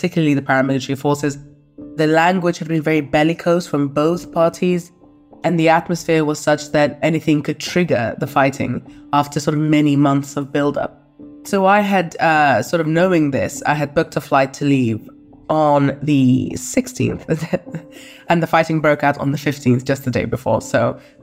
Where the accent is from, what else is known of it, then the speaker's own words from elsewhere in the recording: London, United Kingdom; also born or lived in Khartoum; I grew up in London